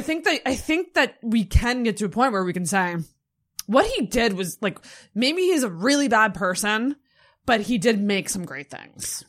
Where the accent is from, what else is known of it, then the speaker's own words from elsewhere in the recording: Antigonish, Nova Scotia, Canada; I grew up in Anaganash, which is pretty fucking small